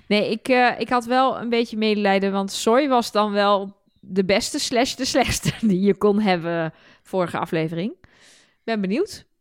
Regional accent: Twente, Overijssel, Netherlands; ik kom uit Twente.

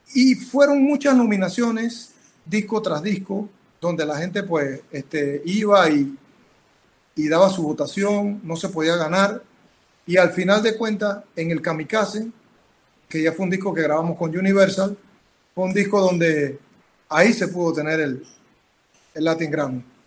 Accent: Panama; soy panameño

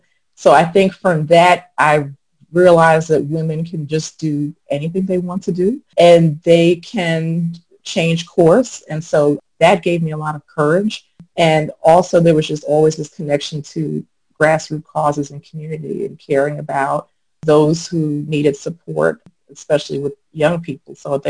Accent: New York City, New York, United States; moved away as an adult; now in Atlanta, United States; I am originally from Brooklyn, New York, but have been in Atlanta. I moved to Atlanta back in 94. So I have spent most of my adult life in Atlanta. So I consider myself a Georgia apple, a little bit of both.

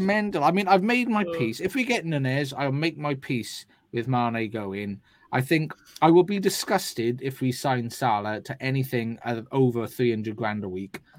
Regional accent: Wales, United Kingdom; as a Welshman

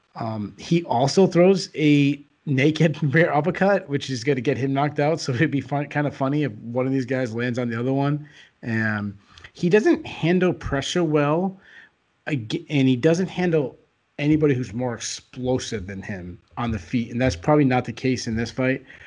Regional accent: New England, United States; I am from New England

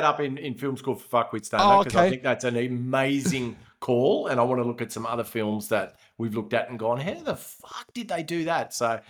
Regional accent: Canada; I'm a Canadian file. I love our Canadian women, and she's a very, very strong one.

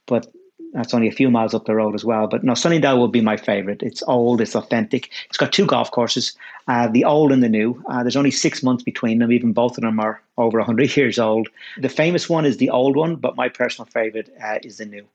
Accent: Dublin, Leinster, Ireland; I grew up in Ireland. Grew up in a suburb of Dublin

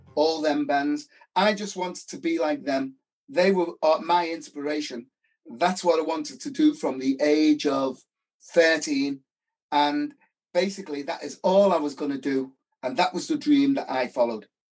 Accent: England, United Kingdom

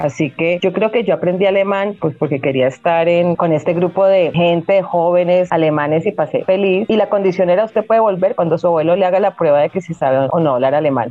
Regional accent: Cali, Valle del Cauca, Colombia; se conocieron aquí en la ciudad de Cali, se casaron, tuvieron tres hijos, dos, mi hermano mayor, estoy yo y mi hermano menor, o sea que yo crecí entre hombres

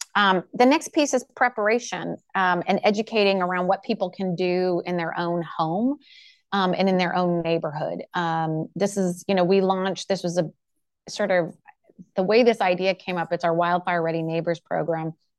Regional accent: Pacific Northwest, United States; I grew up in the Pacific Northwest

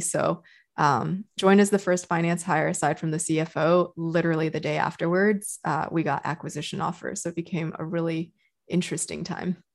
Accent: Texas, United States; moved away as an adult; also born or lived in China / Canada / New York; now in California, United States; So for most of my adult life, I grew up in Texas

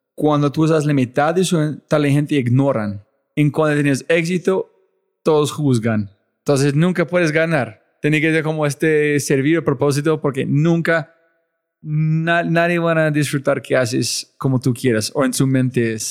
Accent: United States; moved away; yo ser gringo

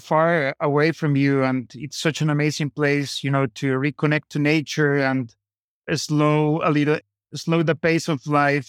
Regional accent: Colombia; born there; I was born in Colombia, as I mentioned

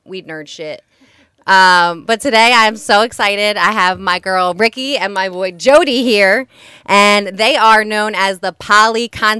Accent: New Jersey, United States; I'm from Jersey.

